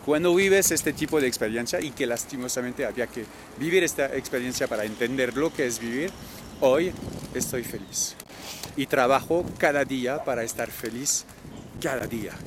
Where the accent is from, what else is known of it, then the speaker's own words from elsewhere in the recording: Normandy, France; accent: French; Spanish is a second language; now in Bogotá, Colombia; yo soy francés al principio, de Normandía al lado de París